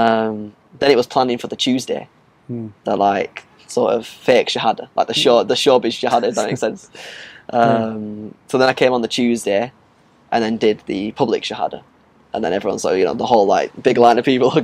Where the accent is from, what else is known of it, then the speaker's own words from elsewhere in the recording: Blackburn, North West England, United Kingdom; I'm from Blackburn